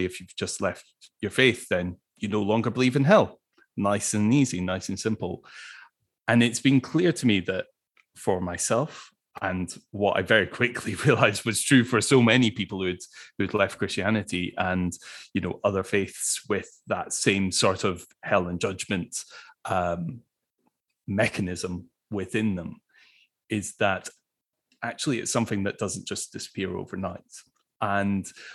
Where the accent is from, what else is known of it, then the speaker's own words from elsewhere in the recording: Scotland, United Kingdom; as a Scot